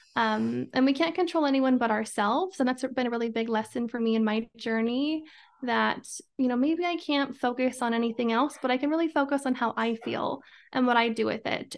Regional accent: Idaho, United States; I'm from Idaho, born and raised

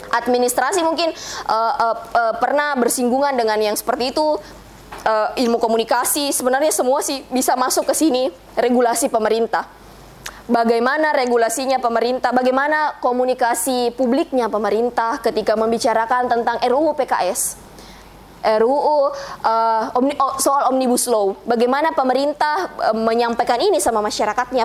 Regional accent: Bugis, South Sulawesi, Indonesia; saya orang Bugis

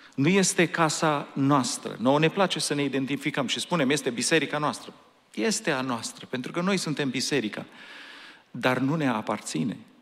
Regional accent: Romania; now in Anaheim, United States; noi suntem români

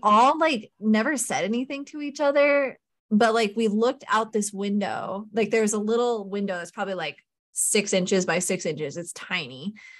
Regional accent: Idaho, United States; I grew up in Idaho

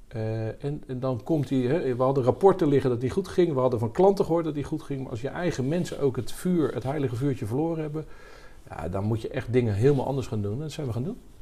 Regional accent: Rotterdam, South Holland, Netherlands; accent: Rotterdamse tongval; also born or lived in Bruges / Amsterdam; In, in, Rotterdam opgegroeid, daar gestudeerd

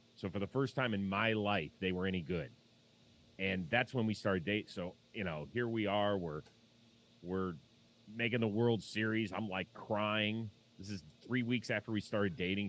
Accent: Cleveland, Ohio, United States; moved away; I'm from Cleveland. Uh, my dad was friends with Art Modell

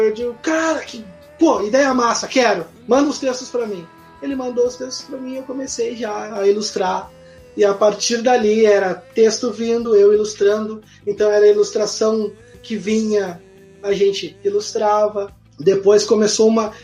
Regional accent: Vila Santa Rosa and Viamão, Rio Grande do Sul, Brazil; na quinta série, logo que a gente se mudou da Zona Norte, ali da, da Vila Santa Rosa para Viamão

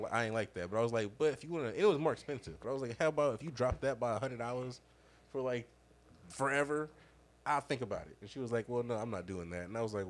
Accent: Cleveland Heights, Ohio, United States; we are in Cleveland Heights. Where are you from? I was like, I lived in this area my whole fucking life.

